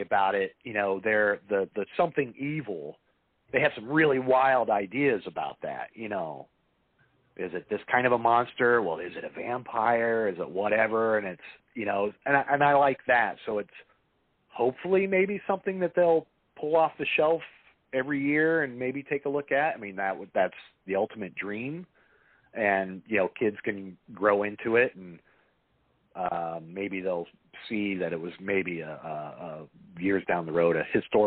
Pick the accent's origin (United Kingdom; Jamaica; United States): United States; Indiana; now in Los Angeles, United States; I didn't grow up in Los Angeles. I grew up in Indiana.